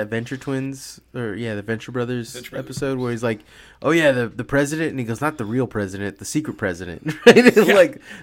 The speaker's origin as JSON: {"language": "English", "area": "Bay Area", "region": "California", "country": "United States", "tie": "born or raised there", "said": "I've grown up in like the Bay Area my whole life"}